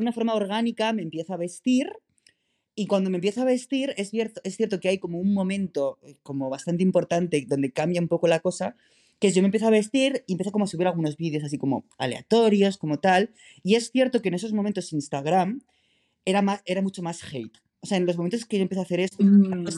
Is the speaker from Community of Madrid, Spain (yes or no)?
yes; San Sebastián de los Reyes, Community of Madrid, Spain; moved away as an adult; now in Berlin, Germany; soy madrileño, entonces, eh, claro, soy nacido y crecido en Madrid